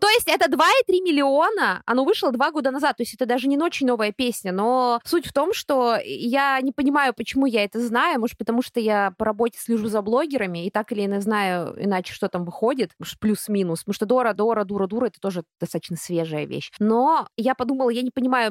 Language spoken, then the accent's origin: Russian; Russia; откуда я за границей, я говорю, из России